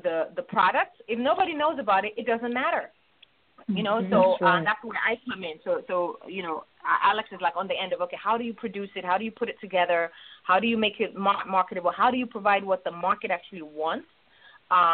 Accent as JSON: {"language": "English", "country": "Nigeria", "tie": "born or raised there", "also_born_or_lived": "Chicago, United States", "moved": "yes", "said": "I was actually born in Chicago, raised in Nigeria."}